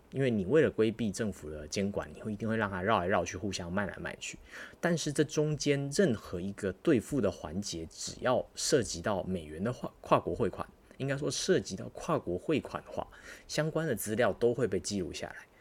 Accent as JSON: {"language": "Chinese", "country": "Taiwan", "said": "我们大家作为作为台湾人"}